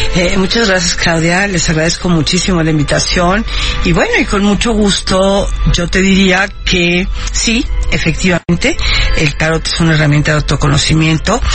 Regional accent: Mexico; also born or lived in Havana, Cuba; yo soy cubana de origen. Yo nací en La Habana, llegué a México de niña con mis padres

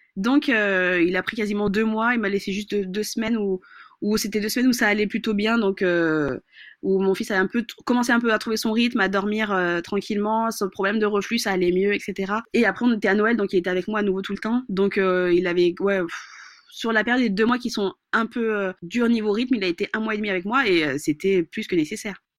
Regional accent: Madagascar; je suis malgache

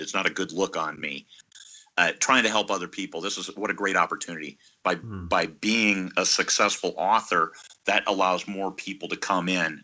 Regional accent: Iowa, United States; now in Alaska, United States; I was uh, born and raised in Iowa.

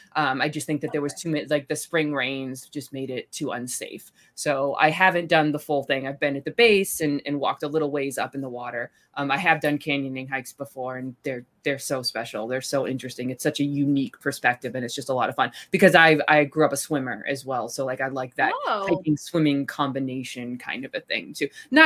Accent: Boston, Massachusetts, United States; I grew up in New England

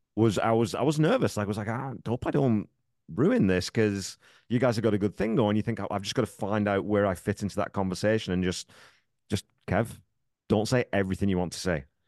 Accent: England, United Kingdom; moved away as an adult; now in Canada; I grew up, I was in the military, I grew up in England

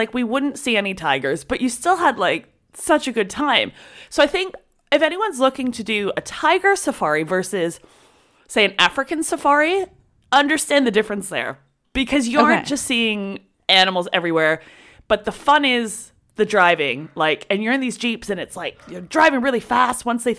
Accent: Canada; I'm from Canada.

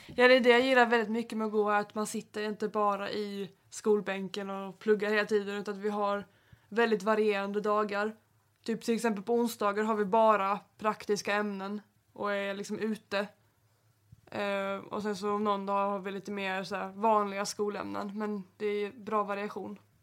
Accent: Helsingborg, Skåne, Sweden; jag kommer från Helsingborg

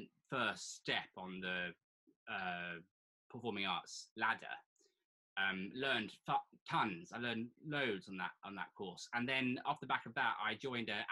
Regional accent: Surrey, South East England, United Kingdom; accent: posh; I was born in Surrey. Very green, boring green Surrey.

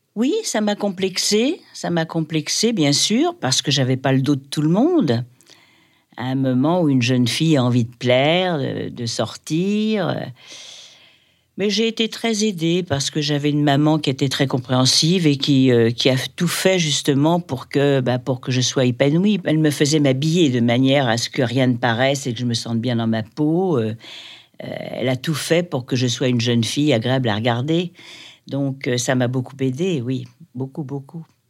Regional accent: Paris, Île-de-France, France; j'ai grandi, alors, euh, j'ai grandi à Paris, à l'âge de 6 ans

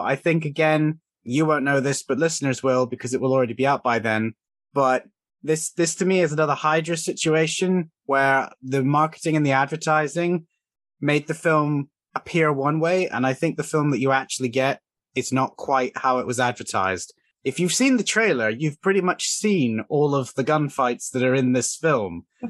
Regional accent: Cornwall, South West England, United Kingdom; accent: Cornish; Specifically, I'm from Cornwall, and I suspect the Cornish accent is mixing with the British accent

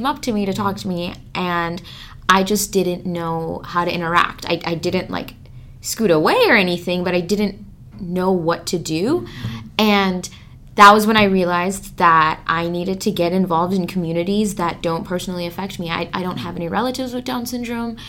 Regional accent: Milwaukee, Wisconsin, United States; I'm from Milwaukee, but a little bit outside of it

